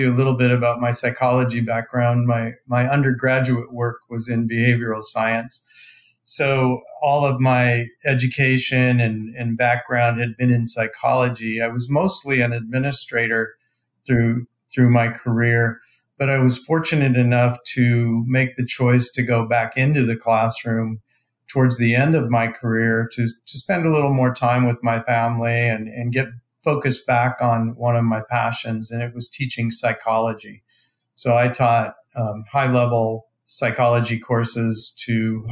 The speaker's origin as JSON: {"language": "English", "region": "Southern California", "country": "United States", "tie": "born or raised there", "also_born_or_lived": "Temecula, California / Ventura, California", "said": "I have never left Southern California"}